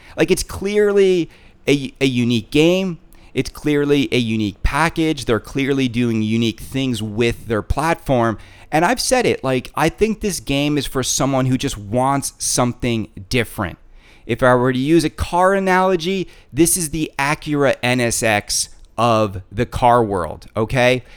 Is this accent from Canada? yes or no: yes; Canada; I'm Canadian.